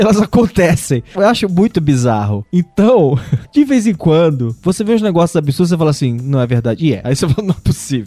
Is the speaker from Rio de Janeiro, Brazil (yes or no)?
yes; Rio de Janeiro, Brazil; now in São Paulo, Brazil; eu sou carioca